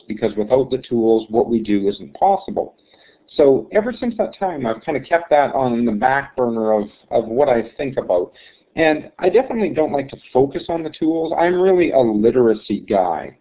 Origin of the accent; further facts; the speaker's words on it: Snow Lake, Manitoba, Canada; This actually is my hometown. I moved back here about a dozen years ago